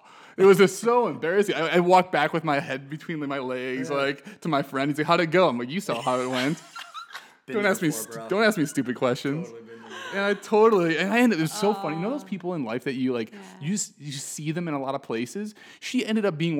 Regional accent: Chicago, Illinois, United States; moved away; I'm from Chicago originally

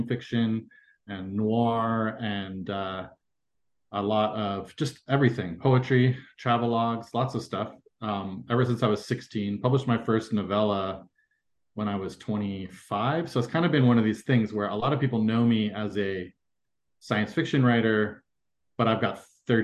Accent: Fremont, California, United States; moved away as an adult; also born or lived in Quebec / Turkmenistan; I was born in Quebec, grew up in California, in the San Francisco Bay Area, mostly in Fremont, California

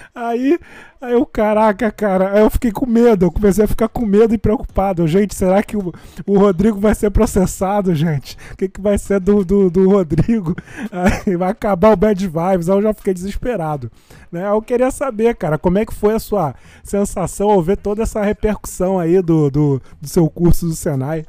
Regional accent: Jardim América, Rio de Janeiro, Brazil; eu sou de Jardim América, eu moro perto de Belfor Roxo

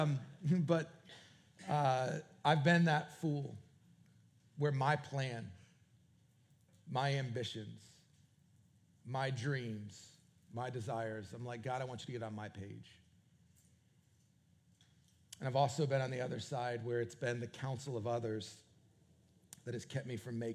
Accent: New England, United States; moved away; also born or lived in Canada / Raleigh area; New England, which is where Jennifer and I are both from

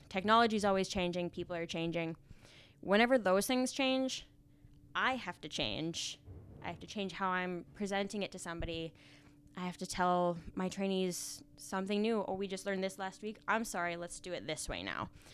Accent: Finley, North Dakota, United States; moved away as an adult; now in Fargo, United States; Me and my husband, we live in Fargo now, but I grew up in Findlay, North Dakota

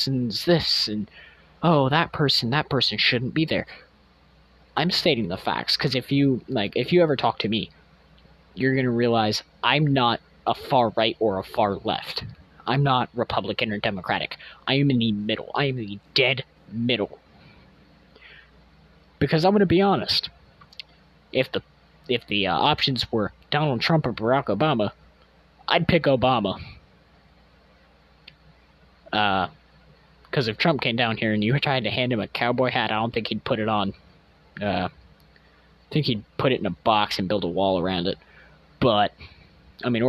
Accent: United States; our nation as Americans

